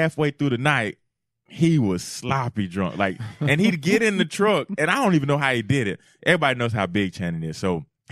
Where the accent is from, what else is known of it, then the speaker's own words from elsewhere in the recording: Cartersville, Georgia, United States; moved away as an adult; also born or lived in Auburn, Alabama / Miami, Florida; I'm a kid from Cartersville, Georgia